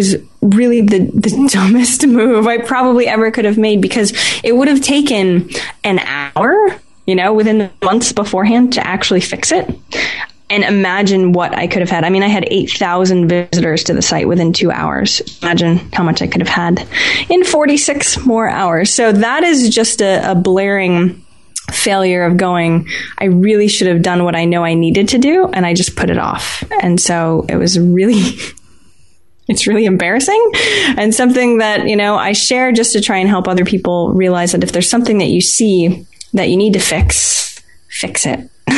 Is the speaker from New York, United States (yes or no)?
no; Maine, United States; Maine, just like you, John. We're from Maine. Surprisingly, not very many people in the U.S. are from Maine, but we are.